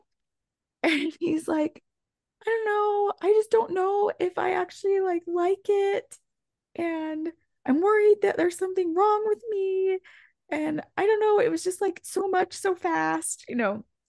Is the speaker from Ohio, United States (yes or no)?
no; Indiana, United States; going to one of my friends in elementary school in Indiana